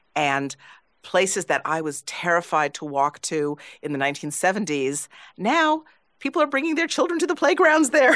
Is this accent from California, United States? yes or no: yes; Los Angeles, California, United States; now in New York, United States; I went back to Los Angeles to my, I won't say the number, high school reunion